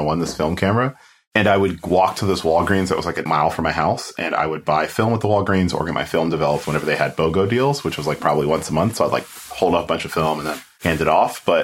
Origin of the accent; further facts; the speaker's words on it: Fort Lauderdale, Florida, United States; also born or lived in Kingston, Jamaica / New York / Gainesville; I grew up in South Florida